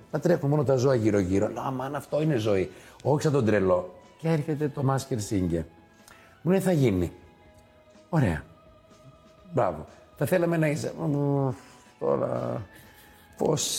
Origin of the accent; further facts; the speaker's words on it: Thessaloniki, Central Macedonia, Greece; Είμαστε από Θεσσαλονίκη